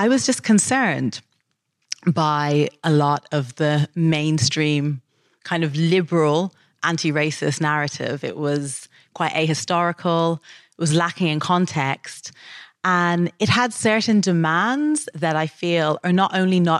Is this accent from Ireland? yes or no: yes; Dublin, Leinster, Ireland; moved away as an adult; When I was growing up in Dublin